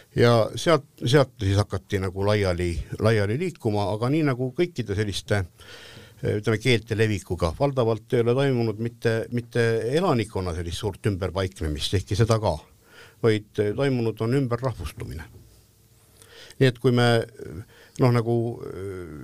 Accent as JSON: {"language": "Estonian", "country": "Estonia", "said": "me oleme eestlased"}